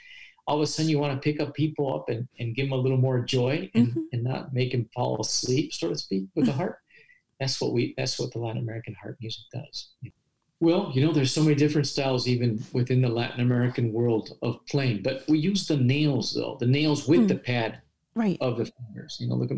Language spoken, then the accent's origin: English; Paraguay; And so that was very noticeable that growing up in Paraguay, you had all these successful musicians of folk music traveling around the world, you know.